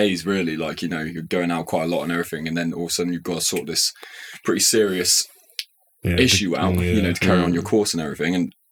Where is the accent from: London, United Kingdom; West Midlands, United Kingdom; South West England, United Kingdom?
West Midlands, United Kingdom; Shrewsbury; moved away; also born or lived in Nottingham / Paris; I'm from Shrewsbury. It's a small town